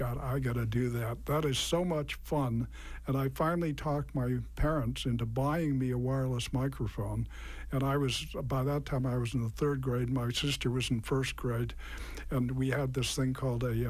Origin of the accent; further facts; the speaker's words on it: Natick, Massachusetts, United States; I grew up in Natick, and I listened to WKOX.